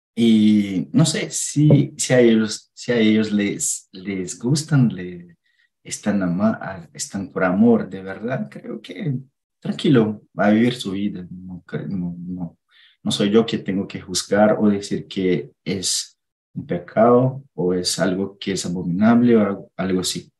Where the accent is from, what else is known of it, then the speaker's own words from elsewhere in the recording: Minas Gerais, Brazil; Spanish is a second language; now in Indaiatuba, Brazil; vivo en Dayatuba, pero soy de Minas